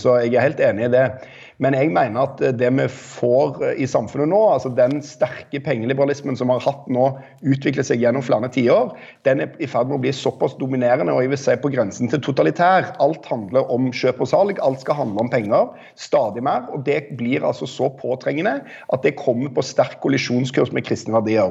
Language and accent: Norwegian; Rogaland, Norway; jeg er fra Rogaland